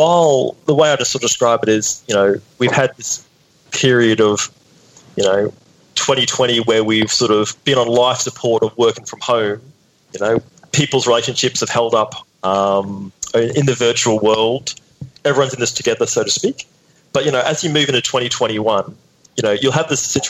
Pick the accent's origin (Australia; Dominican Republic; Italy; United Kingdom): Australia; North Queensland; I grew up in North Queensland.